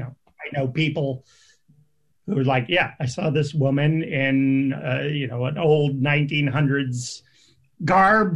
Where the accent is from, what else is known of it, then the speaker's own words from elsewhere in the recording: New England, United States; I grew up in New England, which is full of haunted houses